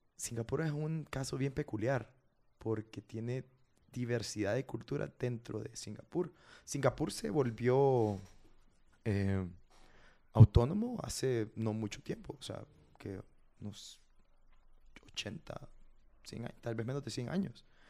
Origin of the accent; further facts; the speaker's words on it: Honduras; moved away as an adult; now in Japan; Creo que soy el primer hondureño que cursa